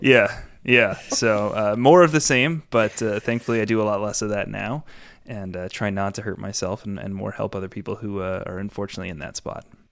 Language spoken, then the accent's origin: English; New York, United States; I grew up in New York